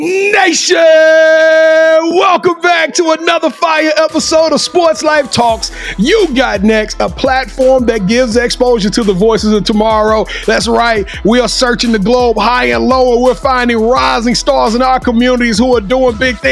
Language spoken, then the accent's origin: English; Shreveport, Louisiana, United States; I'm from Shreveport. 318.